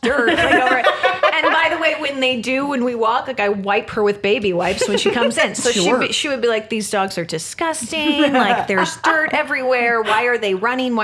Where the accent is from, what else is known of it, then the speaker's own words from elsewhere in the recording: San Diego, California, United States; moved away; I'm from San Diego. So I go to San Diego to visit my mom